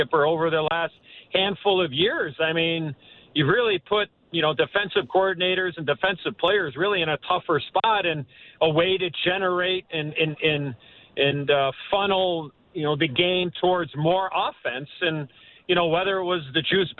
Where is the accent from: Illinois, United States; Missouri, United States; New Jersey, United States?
Illinois, United States; Chicago; moved away as an adult; also born or lived in Toronto; Chicago, my hometown